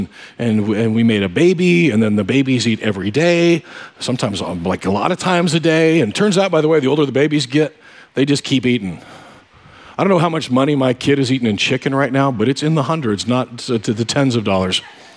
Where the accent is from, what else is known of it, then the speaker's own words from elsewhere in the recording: Kansas, United States; moved away; I grew up in Kansas-Nebraska border.